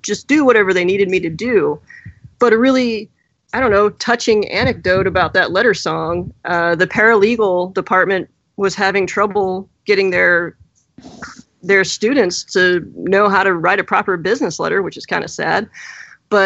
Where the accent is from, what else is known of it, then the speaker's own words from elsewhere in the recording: the South, United States; I'm from the South